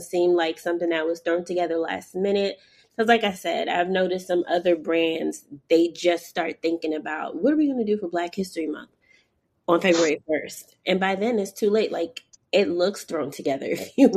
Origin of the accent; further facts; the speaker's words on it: New York City, New York, United States; growing up in Harlem